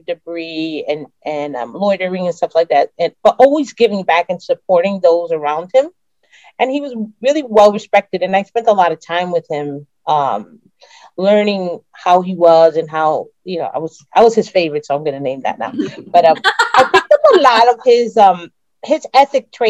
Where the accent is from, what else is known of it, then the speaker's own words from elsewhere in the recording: Bridgeport, Connecticut, United States; I have lived in Bridgeport all of my life